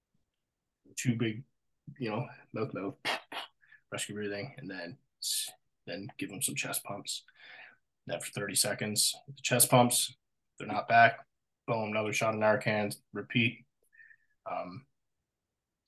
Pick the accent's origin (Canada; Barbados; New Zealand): Canada; Newfoundland and Labrador; accent: Newfoundland; moved away; my hometown with CBC Newfoundland